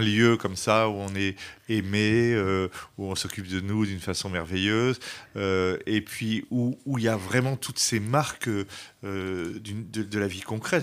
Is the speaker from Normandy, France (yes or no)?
yes; Le Havre, Normandy, France; also born or lived in Vosges; now in Paris, France; j'ai grandi euh, au Havre, en Normandie